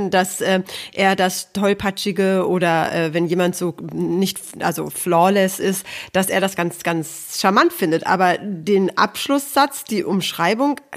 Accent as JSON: {"language": "German", "town": "Aalen", "region": "Baden-Württemberg", "country": "Germany", "tie": "born there", "said": "ich bin geboren in Aalen."}